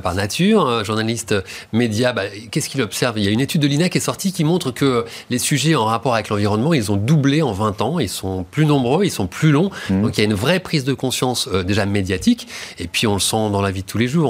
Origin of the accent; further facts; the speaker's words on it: Normandy, France; une région qui m'est chère, c'est la Normandie. Hmm. Euh, c'est une région, puisque euh, parce c'est là d'où je viens